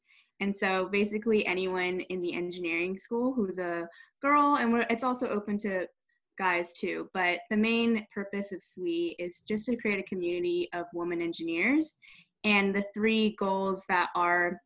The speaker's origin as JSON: {"language": "English", "area": "Bay Area", "region": "California", "country": "United States", "tie": "born or raised there", "said": "I grew up near the Bay Area"}